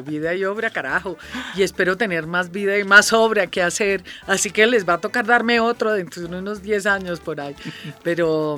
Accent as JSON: {"language": "Spanish", "country": "Colombia"}